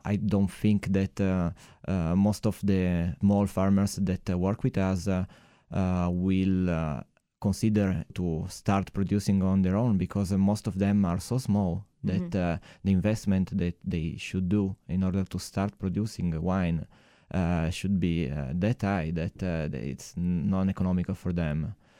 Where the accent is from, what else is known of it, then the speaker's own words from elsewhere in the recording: Alba, Piedmont, Italy; English is a second language; I was born in Alba, 1983. Which was also, by the way, a very bad vintage for Barolo.